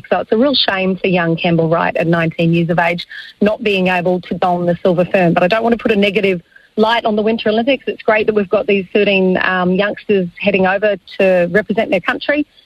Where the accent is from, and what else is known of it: Tauranga, Bay of Plenty, New Zealand; born or raised there